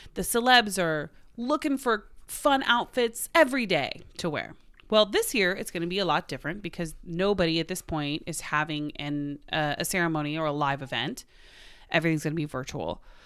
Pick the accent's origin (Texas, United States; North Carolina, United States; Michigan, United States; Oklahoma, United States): Oklahoma, United States; we're both from Oklahoma